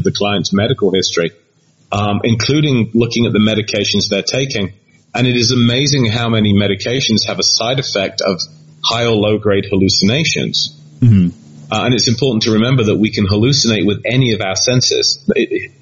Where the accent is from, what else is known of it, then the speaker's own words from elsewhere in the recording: Leicester, East Midlands, United Kingdom; my hometown of Leicester